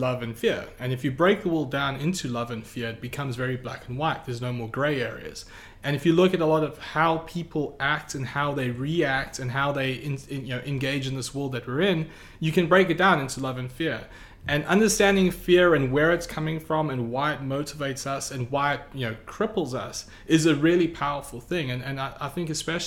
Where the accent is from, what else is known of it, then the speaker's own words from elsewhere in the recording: South Africa; now in United States; I grew up in South Africa